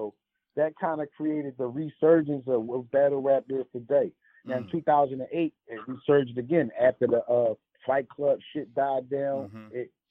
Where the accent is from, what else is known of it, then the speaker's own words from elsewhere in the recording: Philadelphia, Pennsylvania, United States; I come from Philly, where a battle rap can turn into a fucking homicide quickly.